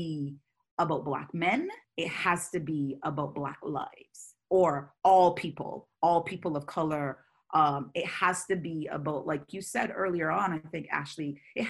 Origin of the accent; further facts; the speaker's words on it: Barbados; moved away as an adult; now in United States; I was raised and born in the Caribbean, where on the island that I was born, Barbados